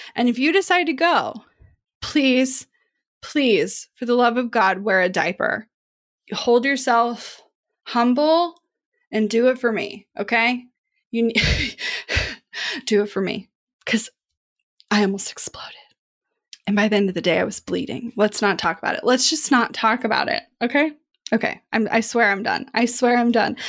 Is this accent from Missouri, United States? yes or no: yes; Kansas City, Missouri, United States; Kansas City where I grew up